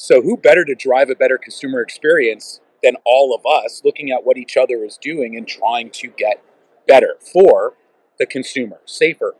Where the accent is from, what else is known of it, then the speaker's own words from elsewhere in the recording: Canada; we're Canadian. We're not just Ontarians